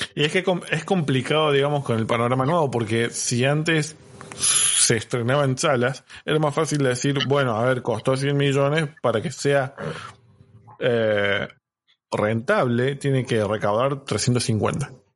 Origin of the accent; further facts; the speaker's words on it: Unquillo, Córdoba, Argentina; yo crecí en Unquillo, en Córdoba